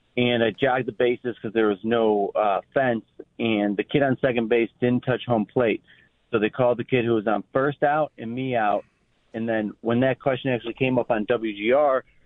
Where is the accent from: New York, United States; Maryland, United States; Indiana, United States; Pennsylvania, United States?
New York, United States; Hamburg; I was like a chubby kid growing up in Hamburg